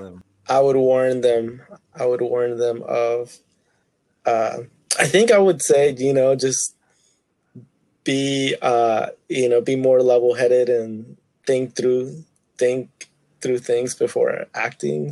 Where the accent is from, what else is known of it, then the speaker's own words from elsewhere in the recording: Tulsa, Oklahoma, United States; also born or lived in Chiapas, Mexico; I grew up in Tulsa, Oklahoma all my life